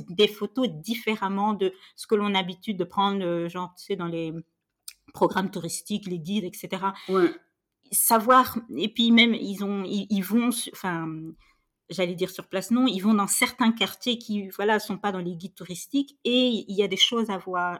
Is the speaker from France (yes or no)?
no; Senegal; moved away; chez moi au Sénégal